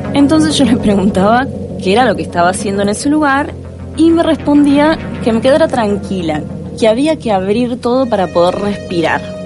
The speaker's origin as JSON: {"language": "Spanish", "town": "Mar del Plata", "region": "Buenos Aires Province", "country": "Argentina", "tie": "born or raised there", "said": "Nací en Capital Federal y a los cinco años me vine a vivir a Mar del Plata"}